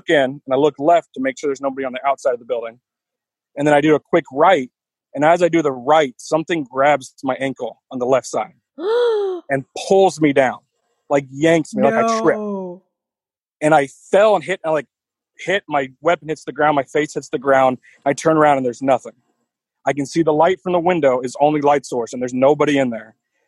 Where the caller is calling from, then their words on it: United States; I'm about 15 minutes south of Kansas City.